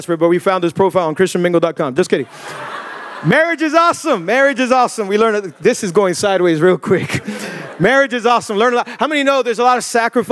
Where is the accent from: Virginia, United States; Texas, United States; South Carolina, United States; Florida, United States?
Florida, United States; Miami; born and raised in Miami, 305, the bottom of the crib